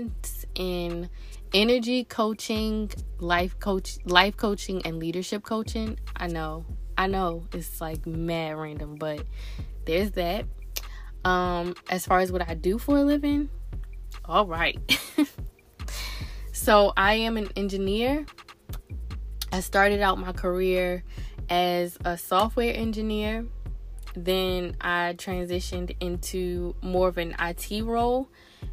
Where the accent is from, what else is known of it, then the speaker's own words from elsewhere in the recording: Newport News, Virginia, United States; moved away as an adult; also born or lived in Baltimore, Maryland / Raleigh, North Carolina; now in Prince George's County, Maryland, United States; And then I moved to Newport News, Virginia